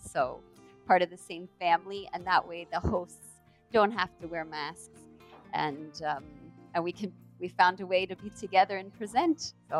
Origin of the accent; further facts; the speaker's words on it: Canada; accent: Canadian; We're Canadian. You can tell in our accents. We use the word A at the end of our sentences a lot. Just typical things that are Canadian that we don't want to lose and we want to transmit to our children.